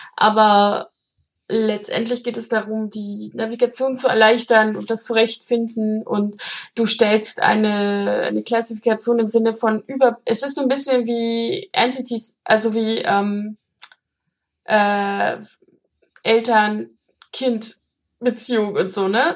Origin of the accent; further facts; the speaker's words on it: Germany; ich komme ja aus der DDR